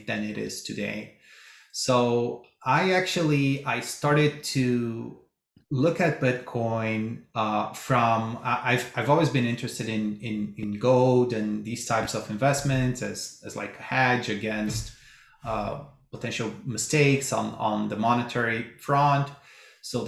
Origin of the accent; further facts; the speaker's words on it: Brazil; moved away; I'm originally from Brazil